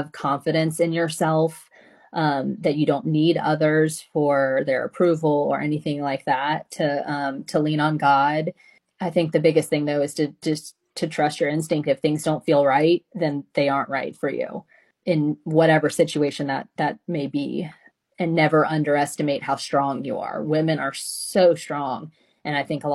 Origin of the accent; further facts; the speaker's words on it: the South, United States; growing up in the South